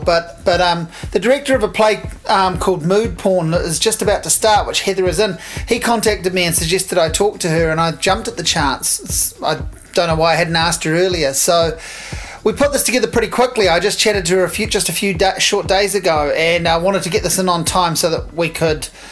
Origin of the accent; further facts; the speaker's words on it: Hawke's Bay, New Zealand; I'm from Hawke's Bay